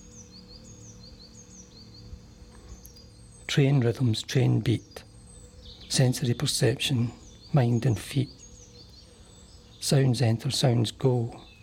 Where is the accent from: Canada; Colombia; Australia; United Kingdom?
United Kingdom; Hamilton, Scotland; also born or lived in Cambuslang; Hamilton Central, my hometown, where I was brought up